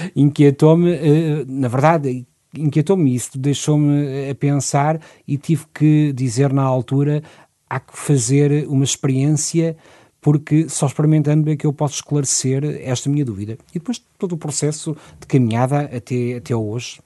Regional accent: Lisbon, Portugal; Aqui em Lisboa, sim, sou natural de Lisboa

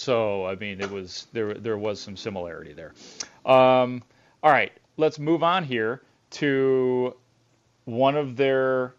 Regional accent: Deerfield, Illinois, United States; I'm from Deerfield, Illinois.

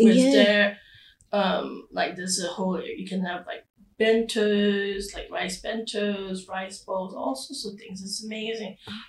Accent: Malaysia; also born or lived in Singapore; In Asia it's the same, like growing up in Malaysia and Singapore, we would call the restaurant owners like, auntie, uncle.

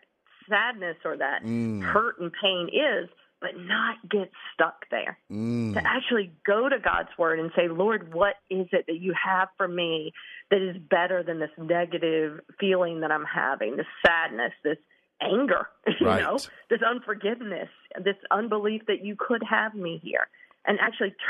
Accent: Eastern North Carolina, United States; I'm from, like, country North Carolina, Eastern North Carolina on a farm

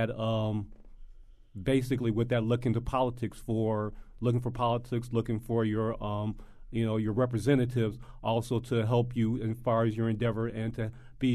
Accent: Chicago, Illinois, United States; I grew up in Chicago

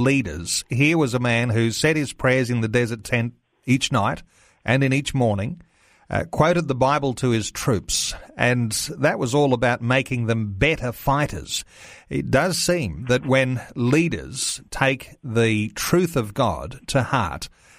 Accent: Australia; it's something we can be actually very proud of as an Australian

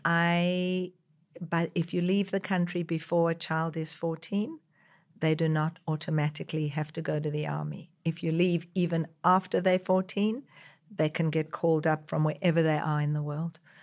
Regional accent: South Africa; also born or lived in Israel; now in Australia; growing up in South Africa where people were discriminated against just because of the color of their skin and then coming to Israel

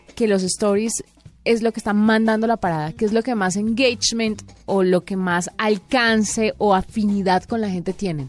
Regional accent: Valle del Cauca, Colombia; moved away; es mi tierra

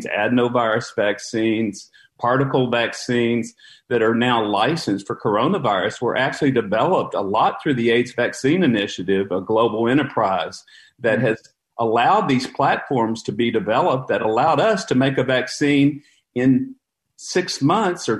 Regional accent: Beaumont, Texas, United States; also born or lived in Dallas-Fort Worth / Florida; I'm a native Texan. I grew up in the Beaumont-Port Arthur area.

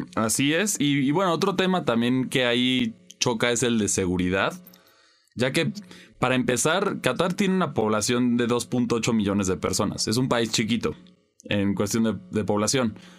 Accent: Mexico; como mexicano

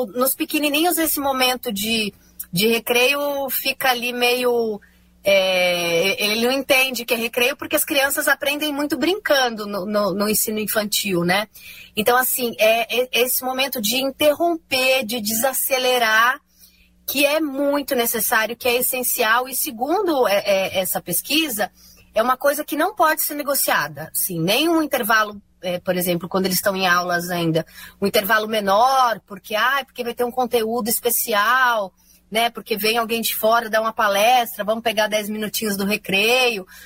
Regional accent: São Paulo, Brazil; eu sou de São Paulo

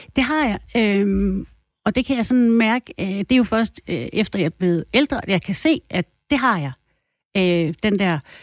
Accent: Thy, North Denmark Region, Denmark; jeg kommer fra Thy. Og øh, os, der er tyboer, vi er jo sådan lidt lokal

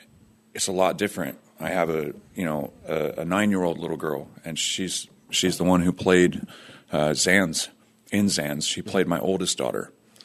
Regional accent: Fresno, California, United States; I grew up in Fresno, California.

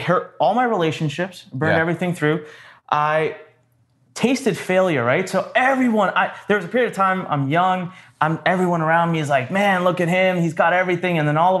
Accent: North India, India; now in Maryland, United States; I am originally from India.

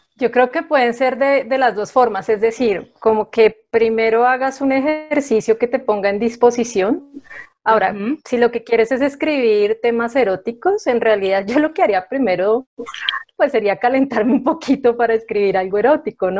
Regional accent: Bogotá, Colombia; soy bogotana, eh, casi toda mi vida he vivido acá

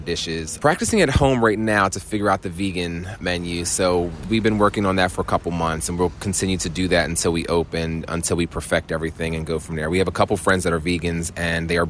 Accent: Cape May, New Jersey, United States; I'm from Cape May, New Jersey

